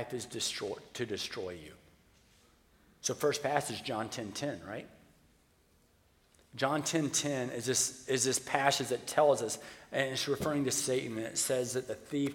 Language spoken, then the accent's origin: English; the South, United States; I grew up in the South